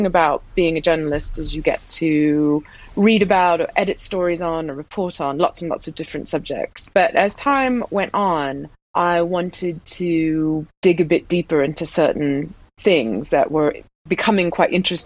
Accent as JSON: {"language": "English", "region": "Deep South", "country": "United States", "tie": "born or raised there", "also_born_or_lived": "Ohio / Tennessee / Georgia", "said": "I was born in Ohio and grew up in Tennessee and Georgia."}